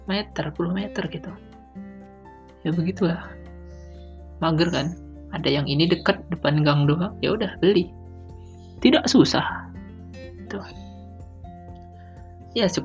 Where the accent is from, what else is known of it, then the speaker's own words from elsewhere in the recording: Sumatra, Indonesia; yang secara kan orang kampung jarang jarang ya gue akui di daerahku jarang jual-jualan begitu paling mentok kalau nggak lotek ya lontong nah itu kayak kupat tahu semacamnya itu tidak ada siomay itu ya tidak ada untuk tiap apa ya malam-malam gitu loh karena biasalah daerah Sumatera